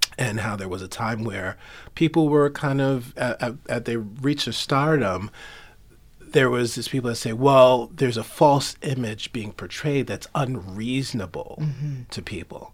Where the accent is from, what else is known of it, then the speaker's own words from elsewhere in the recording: New York City, New York, United States; I grew up in Queens, sure. Flushing, Queens.